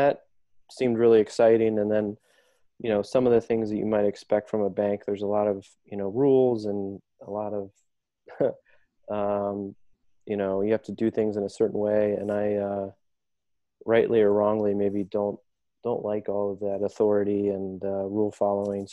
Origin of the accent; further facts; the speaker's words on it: Dayton, Ohio, United States; now in Chicago, United States; I grew up in Dayton, Ohio. And I moved to Chicago almost 17 years now